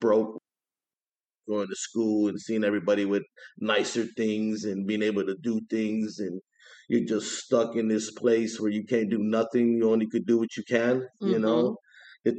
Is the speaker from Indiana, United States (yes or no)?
yes; East Chicago, Indiana, United States; also born or lived in Hammond, Indiana; I'm from East Chicago, Indiana. I moved to Hammond in my early 20s